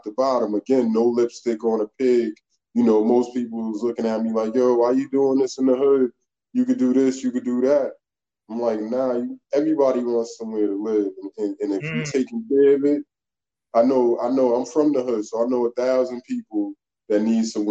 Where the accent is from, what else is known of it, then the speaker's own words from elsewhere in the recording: Schenectady, New York, United States; also born or lived in New Jersey / North Carolina / Pennsylvania; I'm from Schenectady, Hamilton Hill, to be exact